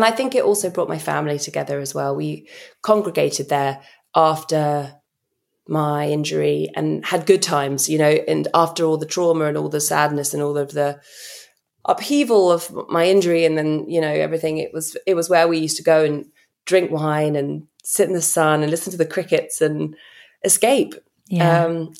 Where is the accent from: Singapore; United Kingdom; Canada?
United Kingdom; I think as a Brit traveling through America